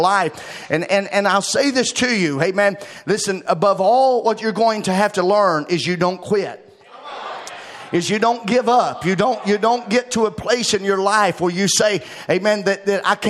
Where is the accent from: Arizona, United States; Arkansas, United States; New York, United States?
Arkansas, United States; moved away as an adult; now in Bluffton, United States; I moved from Arkansas to Ohio, away from my family and my home and everything that I knew